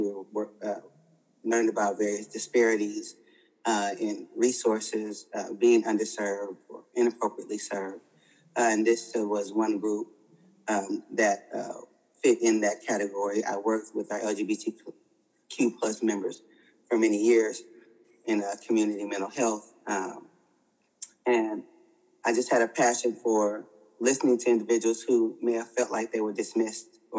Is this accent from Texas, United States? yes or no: no; Oakland, California, United States; growing up in the Bay Area in Oakland